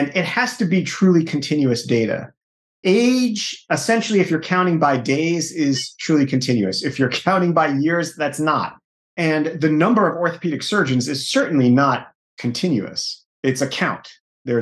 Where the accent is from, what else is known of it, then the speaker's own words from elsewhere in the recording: New York, United States; I'm from New York